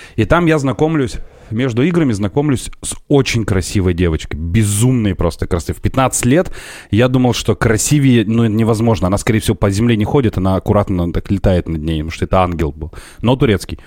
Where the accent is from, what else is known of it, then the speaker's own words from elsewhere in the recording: Perm, Perm Krai, Russia; я вырос на Гайве.